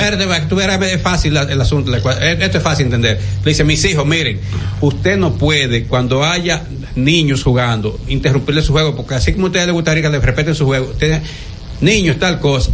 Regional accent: Dominican Republic; yo soy dominicano y quiero mi país

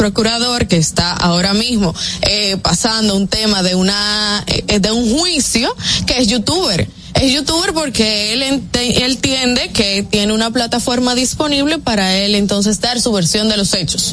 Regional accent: Dominican Republic; para nosotros los dominicanos

